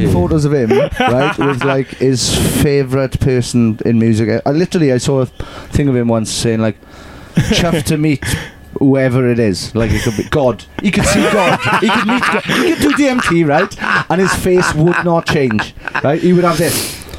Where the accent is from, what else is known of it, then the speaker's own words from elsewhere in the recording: Australia; I'm Australian, Sean.